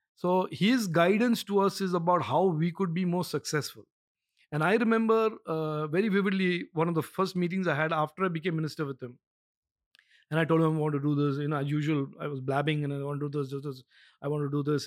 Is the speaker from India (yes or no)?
yes; India; as an Indian